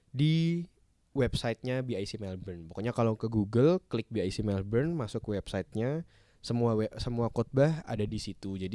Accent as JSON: {"language": "Indonesian", "town": "Semarang", "region": "Central Java", "country": "Indonesia", "said": "aku Semarang kok."}